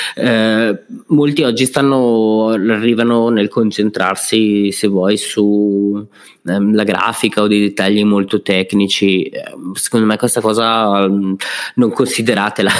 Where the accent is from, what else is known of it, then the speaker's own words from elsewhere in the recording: Brescia, Lombardy, Italy; sono bresciano